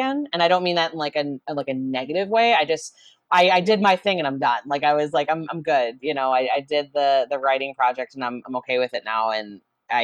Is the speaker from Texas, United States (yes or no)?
no; Chicago, Illinois, United States; accent: Chicago; there's my Chicago accent